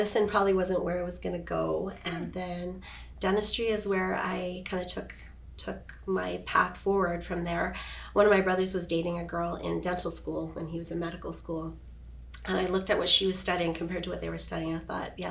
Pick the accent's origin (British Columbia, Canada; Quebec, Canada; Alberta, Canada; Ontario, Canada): Alberta, Canada; Edmonton; moved away as an adult; now in Kelowna, Canada; grew up in Edmonton, born and raised